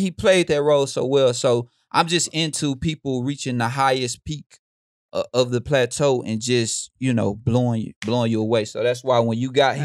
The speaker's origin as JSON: {"language": "English", "town": "Houston", "region": "Texas", "country": "United States", "tie": "born or raised there", "said": "I grew up in Houston"}